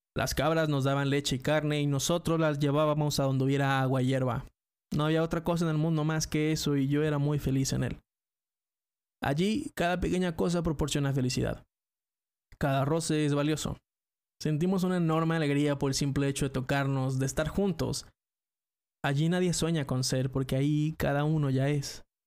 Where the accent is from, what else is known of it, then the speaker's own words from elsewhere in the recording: Mexico; soy mexicano